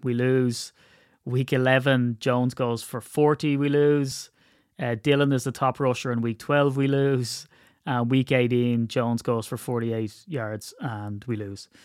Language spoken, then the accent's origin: English; Ireland; I'm Irish